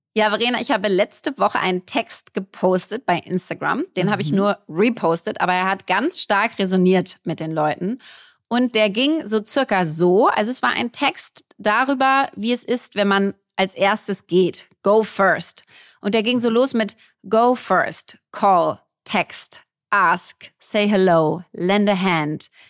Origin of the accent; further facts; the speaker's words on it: Berlin, Germany; Ich bin Berlinerin, war auf einer Berliner Schule hier